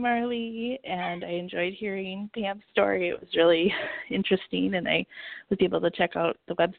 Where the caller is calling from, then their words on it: Minneapolis, Minnesota, United States; I'm calling in from Minneapolis